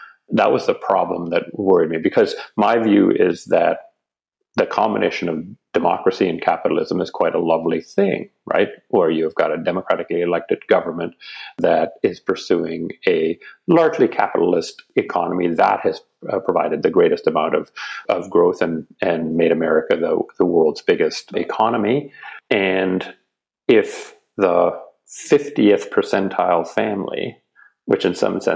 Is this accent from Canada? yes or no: yes; Canada; got talked into returning to my home country, which is Canada